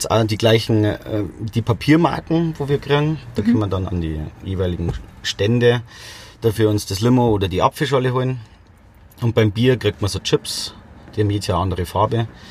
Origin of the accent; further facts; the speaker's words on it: Bad Aibling, Bavaria, Germany; bin aus Rosenheim, genau aus Bad Aibling